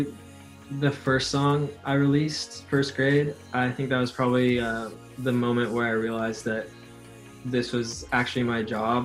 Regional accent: Portland, Oregon, United States; moved away; also born or lived in Boston; I grew up in Portland, Oregon, which is kind of a small city

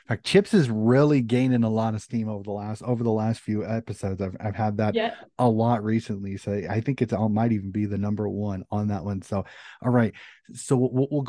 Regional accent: United States; being an American

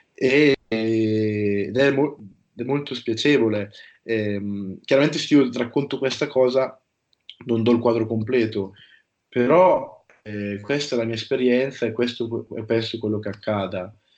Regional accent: province of Brescia, Lombardy, Italy; also born or lived in Denmark; io sono, provengo dalla provincia di Brescia

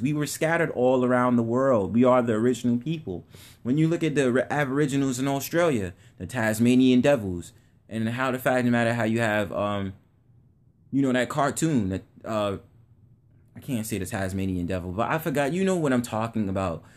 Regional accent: New York City, New York, United States; I'm from the Bronx 'cause I was born in the Bronx.

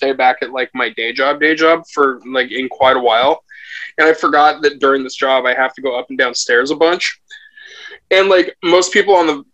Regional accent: Portland, Oregon, United States; I was born homeless in Portland

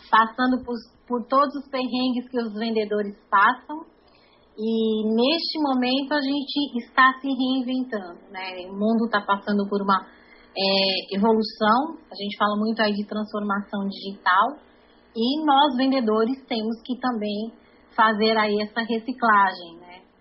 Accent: São Paulo, Brazil; moved away as an adult; also born or lived in Minas Gerais; now in Recife, Brazil; É, não conheço Minas, porque nasci, depois a gente voltou para São Paulo e passei a minha infância inteira em São Paulo. É, eu vim para cá, para Recife, em, 2000, em 97, numa, férias.

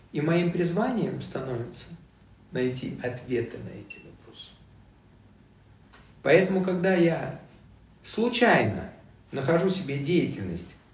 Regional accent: Vietnam; born there; я родился во Вьетнаме в 62 году

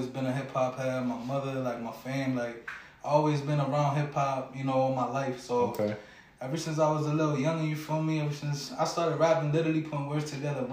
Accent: Hartford, Connecticut, United States; also born or lived in Wethersfield; Hartford is really where I grew up for real

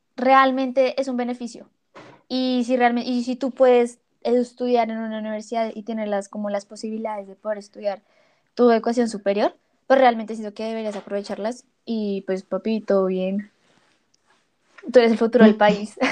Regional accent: Colombia; nosotros como colombianos

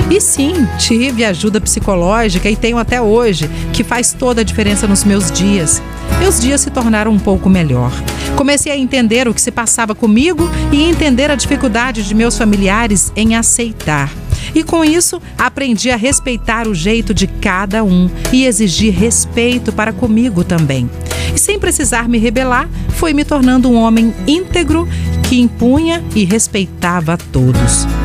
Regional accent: Vila Velha, Espírito Santo, Brazil; sou de Vila Velha.

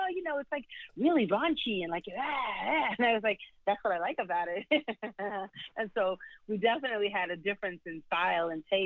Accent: New York City, New York, United States; I was raised in the South Bronx. In New York City, South Bronx

